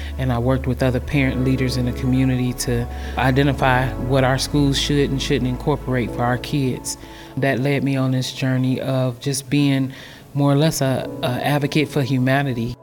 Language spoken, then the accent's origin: English; Highland Park, Michigan, United States; also born or lived in Detroit; I was born in Detroit but raised in Highland Park, which is a little pocket in the middle of Detroit